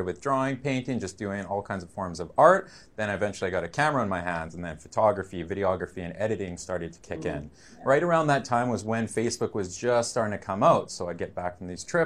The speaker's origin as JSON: {"language": "English", "town": "Vancouver", "region": "British Columbia", "country": "Canada", "said": "I'm from Vancouver, BC, Canada, 31 years old"}